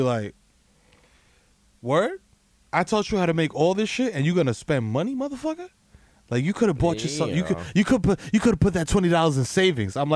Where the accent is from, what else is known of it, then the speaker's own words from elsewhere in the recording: New York City, New York, United States; as a New Yorker